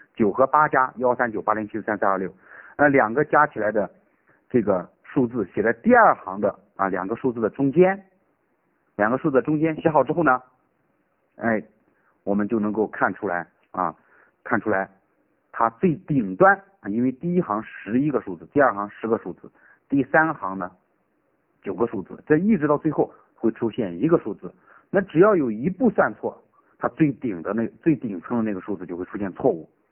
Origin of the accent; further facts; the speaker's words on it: Shaanxi, China; now in Chengdu, China; 我的老家呢是陕西的，我是成都的老师